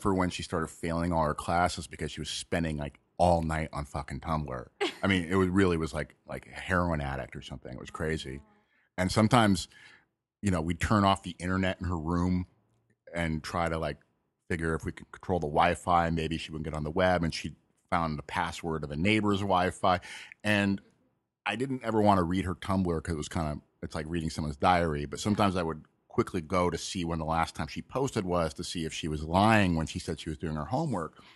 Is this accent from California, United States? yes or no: yes; Malibu, California, United States; I grew up in Malibu